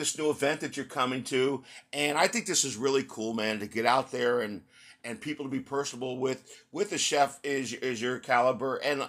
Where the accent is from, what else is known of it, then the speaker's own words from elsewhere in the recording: outside of Philadelphia, Pennsylvania, United States; also born or lived in Texas; I grew up outside of Philly.